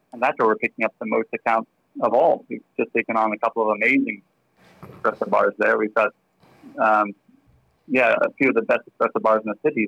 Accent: Bermuda; accent: slight American; moved away as an adult; now in Australia; I am Australian, but I grew up in Bermuda in the Caribbean, and I came over here as soon as I could when I was 24

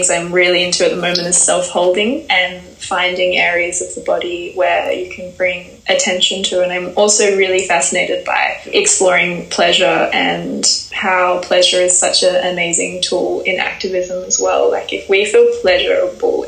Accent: Perth, Western Australia, Australia; moved away; I ended back in my hometown Perth very suddenly.

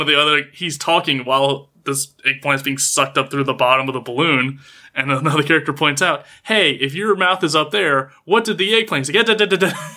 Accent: United States; being an American

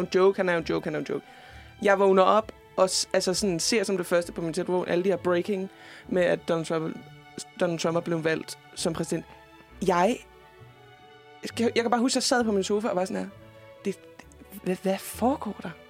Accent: Fredericia, Southern Denmark, Denmark; min hjemby, Fredericia

